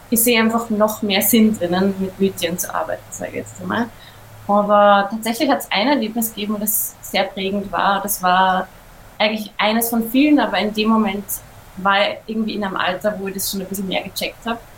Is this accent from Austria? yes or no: yes; Upper Austria, Austria; Ich bin ja in Oberösterreich aufgewachsen am Land